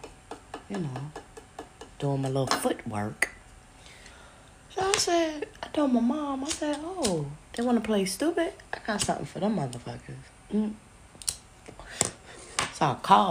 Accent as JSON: {"language": "English", "town": "New York City", "region": "New York", "country": "United States", "said": "we're from Brooklyn, New York."}